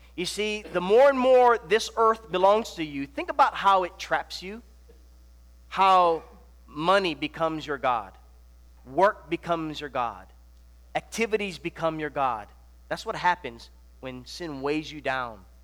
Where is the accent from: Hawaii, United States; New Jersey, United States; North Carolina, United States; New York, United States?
Hawaii, United States; born or raised there; moved away; also born or lived in Nebraska